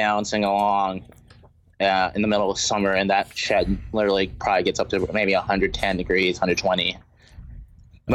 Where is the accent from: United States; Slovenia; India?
United States; Roanoke, Virginia; I went to high school and college around here. So, yeah, it's basically my hometown. I was actually born in West Virginia